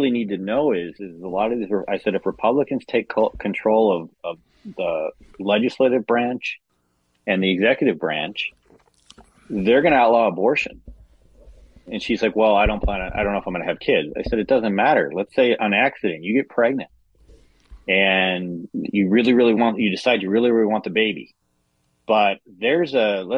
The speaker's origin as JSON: {"language": "English", "region": "Illinois", "country": "United States", "said": "in my home state, Illinois"}